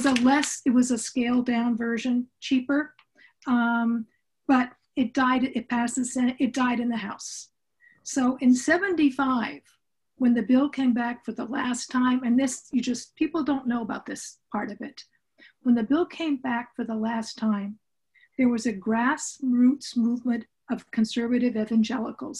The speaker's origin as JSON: {"language": "English", "region": "Southern California", "country": "United States", "tie": "born or raised there", "said": "I grew up in Southern California with parents who were college professors"}